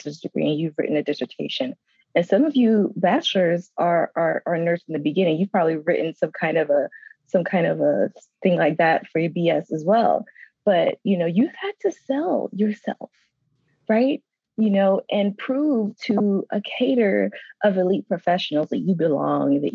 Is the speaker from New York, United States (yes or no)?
yes; New York City, New York, United States; moved away as an adult; also born or lived in Georgia / North Carolina; I'm from Brooklyn, New York.